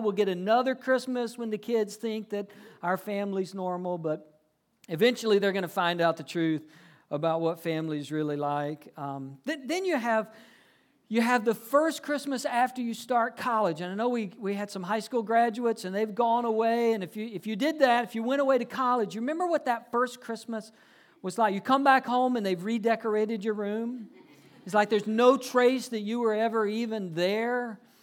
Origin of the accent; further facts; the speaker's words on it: Georgia, United States; moved away as an adult; also born or lived in South Carolina / Fort Worth, Texas; I grew up in Georgia, lived a little while, went to college in South Carolina.